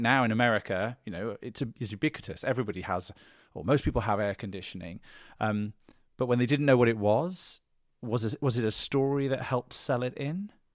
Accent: England, United Kingdom; I'm from England. I live in England.

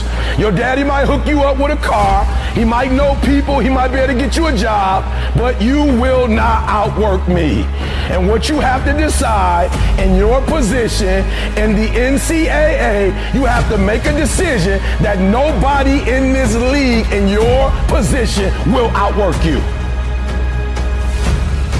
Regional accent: Detroit, Michigan, United States

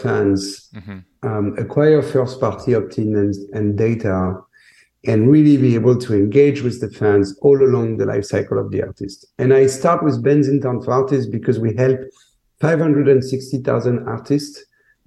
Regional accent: Paris, Île-de-France, France; also born or lived in New York; now in Miami, United States; I'm a New Yorker by heart, but I was born in Paris

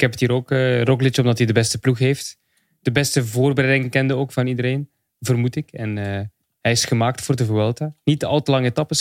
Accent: Belgium; ik ben een Belg

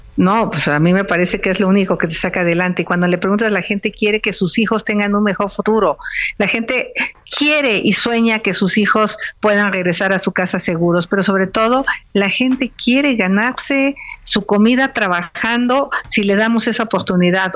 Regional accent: Tepatepec, Hidalgo, Mexico; now in Mexico City, Mexico; yo salí de Tepatepec huyendo de la violencia

